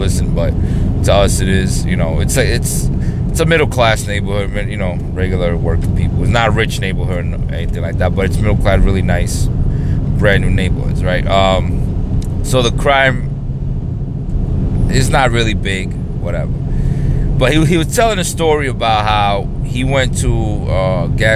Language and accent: English; New York City, New York, United States; I grew up in the hood. I grew up in New York City